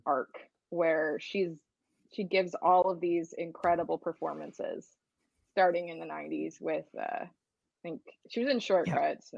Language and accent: English; outside of Philadelphia, Pennsylvania, United States; I grew up outside of Philadelphia